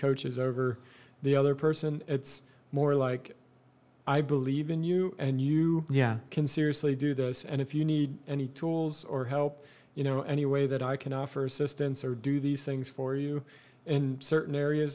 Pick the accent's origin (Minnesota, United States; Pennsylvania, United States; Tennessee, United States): Pennsylvania, United States; Eastern Lancaster County; I grew up in Eastern Lancaster County in a Mennonite culture